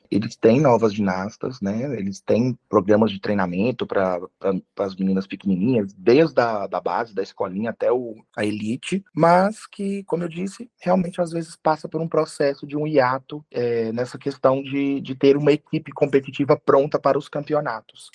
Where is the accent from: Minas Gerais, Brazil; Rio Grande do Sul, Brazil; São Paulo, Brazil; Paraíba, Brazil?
Minas Gerais, Brazil; nós somos de Minas e a gente arbitra os campeonatos aqui